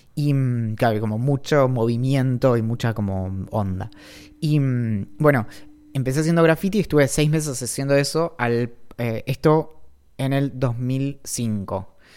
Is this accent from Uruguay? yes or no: no; Bariloche, Río Negro, Argentina; creciendo en Bariloche